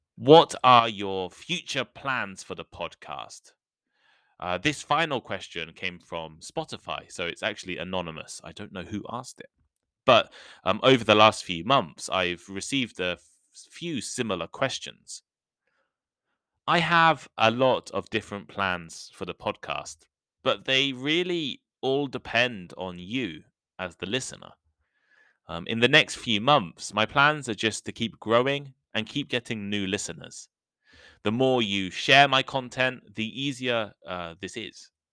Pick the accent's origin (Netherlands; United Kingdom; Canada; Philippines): United Kingdom; a small village in the center of England; moved away as an adult; also born or lived in Nottingham / Shikoku, Japan / London / Taipei, Taiwan; For the first twenty-one years of my life, I lived in England. I grew up in a small village in the center of the country